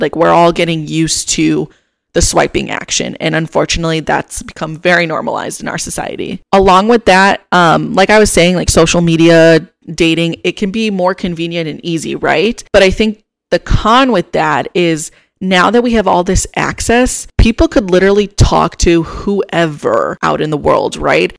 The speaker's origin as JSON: {"language": "English", "town": "Chicago", "region": "Illinois", "country": "United States", "moved": "as an adult", "lives_now": "Austin, United States", "said": "I'm originally from Chicago"}